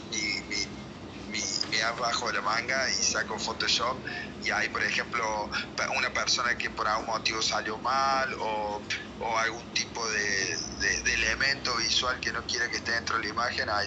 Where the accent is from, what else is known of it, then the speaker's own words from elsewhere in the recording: Córdoba, Argentina; Yo soy zona sur de Córdoba, capital, y Ampla es zona norte